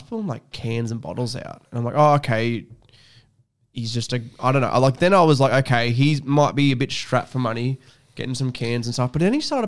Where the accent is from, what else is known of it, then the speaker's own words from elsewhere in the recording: Scone, New South Wales, Australia; my hometown sucks.